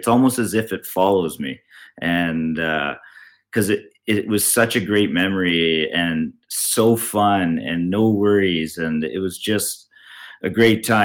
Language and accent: English; Canada; Am I still Canadian